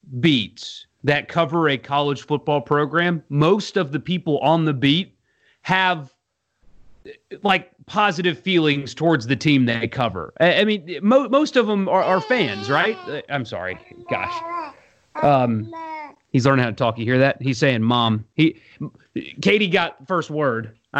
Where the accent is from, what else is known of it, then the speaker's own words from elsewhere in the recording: South Carolina, United States; moved away; I grew up in South Carolina.